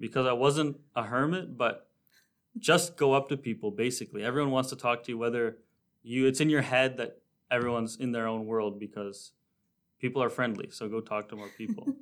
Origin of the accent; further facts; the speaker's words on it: Toronto, Ontario, Canada; now in North Bay, Canada; I'm from Toronto, Ontario, but I moved to North Bay